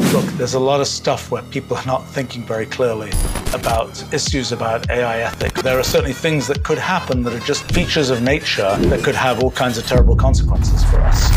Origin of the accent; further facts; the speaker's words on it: England, United Kingdom; I grew up in England.